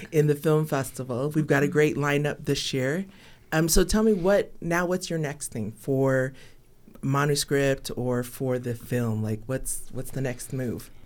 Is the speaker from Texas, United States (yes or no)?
yes; Texas, United States; I come from Texas